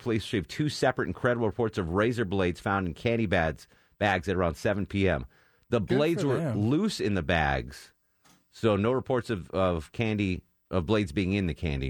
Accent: Connecticut, United States; now in Atlanta, United States; my home state of Connecticut.

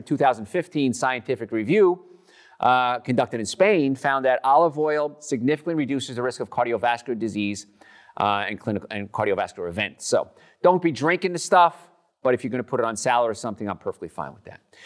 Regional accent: New Jersey, United States; now in Atlanta, United States; I'm from New Jersey

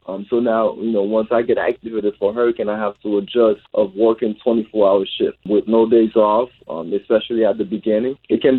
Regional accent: Haiti; No, I grew up in Haiti.

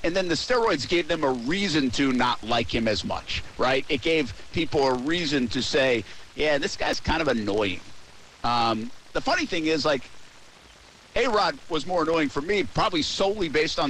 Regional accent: New England, United States; Now, I grew up in New England around Jeter.

